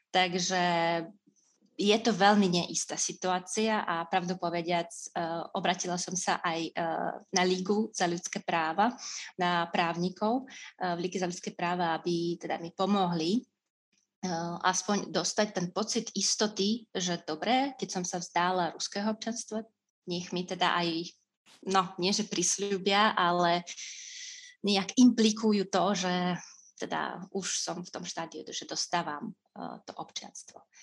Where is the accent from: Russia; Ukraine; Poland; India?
Russia; Slovak is a second language; moved away as an adult; now in Slovakia; som z Ruska